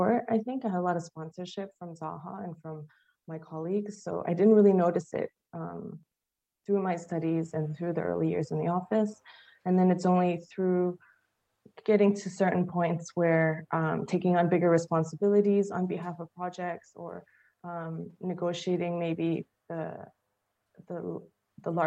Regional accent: Chicago, Illinois, United States; moved away as an adult; also born or lived in New York, United States; now in London, United Kingdom; I'm from Chicago originally. I'm Chinese American. So I think I grew up always straddling between the family that I went to visit in Hong Kong

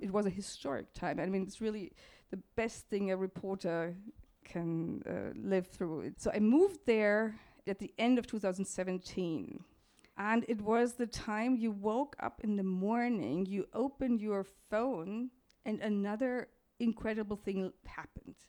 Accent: Munich, Bavaria, Germany; I grew up in Munich, which is in the very south of, uh, Germany

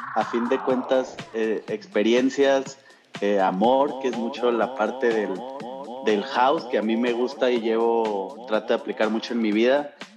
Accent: Mexico; soy mexa

